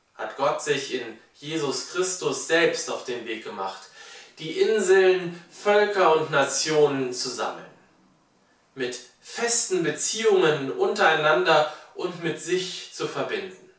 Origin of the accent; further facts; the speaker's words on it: Germany; wir als Deutsche